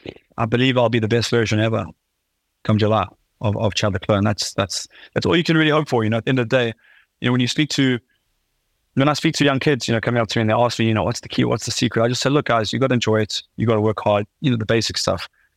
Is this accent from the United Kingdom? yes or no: no; South Africa; especially as like a South African man, you could say, you know, we pride ourselves on being strong men